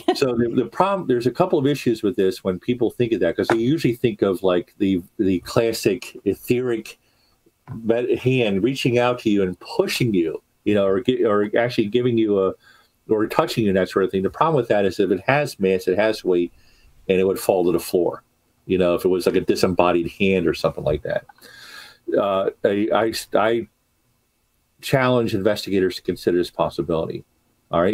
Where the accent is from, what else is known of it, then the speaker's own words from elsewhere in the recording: Baltimore, Maryland, United States; my hometown of Baltimore